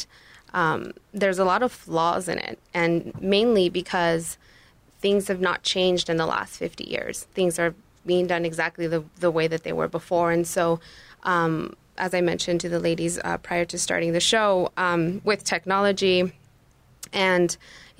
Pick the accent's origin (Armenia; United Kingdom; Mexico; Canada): Mexico; first language Spanish; English is a second language; now in Tucson, United States; I was born in Mexico, and my first language was Spanish